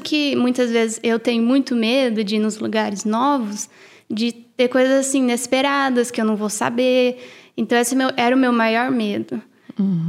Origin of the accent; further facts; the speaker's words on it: Brazil; now in United States; eu sou brasileira